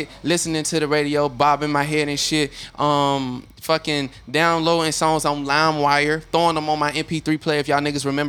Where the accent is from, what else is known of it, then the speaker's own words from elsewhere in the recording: Chattanooga, Tennessee, United States; moved away as an adult; also born or lived in Murfreesboro, Tennessee; I'm from Chattanooga, Tennessee.